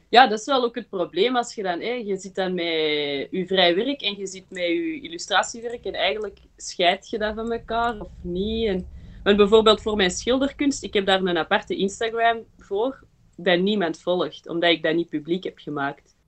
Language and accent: Dutch; Belgium; also born or lived in Berlin, Germany / Antwerp; ik ben eh, geboren in Berlijn en mijn ouders zijn vandaar. Ehm, maar wij zijn verhuisd naar België voor mijn vader zijn eh, job. Ehm, en dan heeft ons mama ons naar de Belgische kleuterklas gestuurd. Dus we hebben gewoon Nederlands geleerd